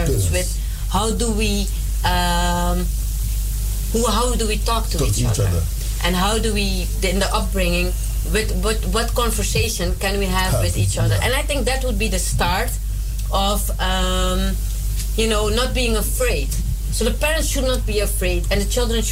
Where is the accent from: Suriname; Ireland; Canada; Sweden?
Suriname; now in Netherlands; I was brought up in Suriname.